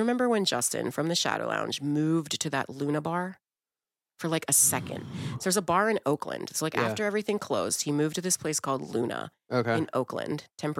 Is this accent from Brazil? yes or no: yes; Brazil; born there; No, I'm actually Brazilian. I was born in Brazil.